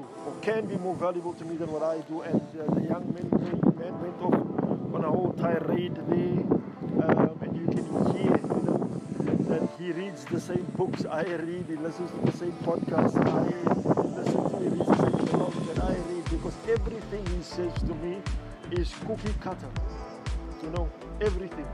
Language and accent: English; South Africa; I'm from South Africa